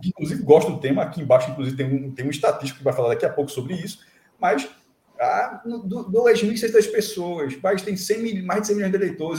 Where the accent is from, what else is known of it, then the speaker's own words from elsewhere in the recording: Olinda, Pernambuco, Brazil; na minha infância, em, em Olinda